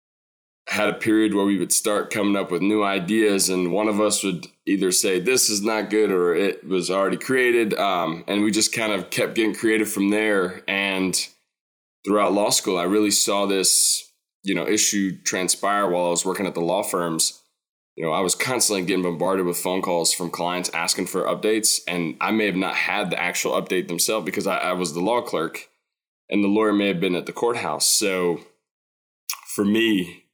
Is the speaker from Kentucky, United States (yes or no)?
yes; Louisville, Kentucky, United States; I was born and raised here in Louisville